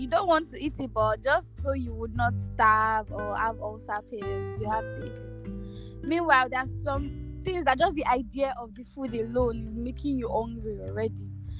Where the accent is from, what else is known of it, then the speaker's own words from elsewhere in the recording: Nigeria; I'm Nigerian.